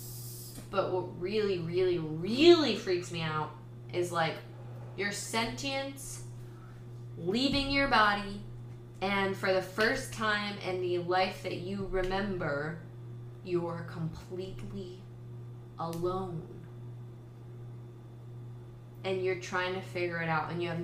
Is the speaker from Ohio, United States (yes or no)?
yes; Northeast Ohio, United States; I'm from Northeast Ohio.